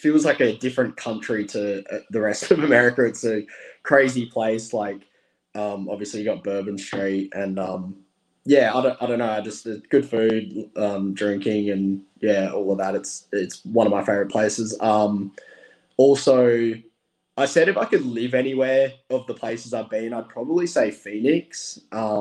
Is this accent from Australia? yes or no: yes; Australia; I came all the way from Australia